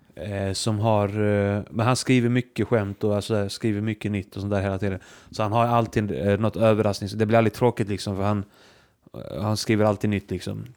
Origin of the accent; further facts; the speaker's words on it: Iceland; jag är som islänning